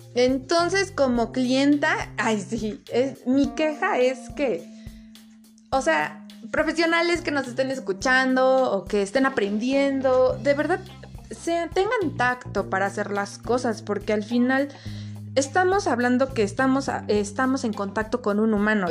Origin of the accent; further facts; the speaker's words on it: Puebla, Mexico; moved away as an adult; now in Cuautitlán Izcalli, Mexico; soy originaria de Puebla, capital, pero actualmente vivo en el Estado de México, en Cuautitlán, Izcalli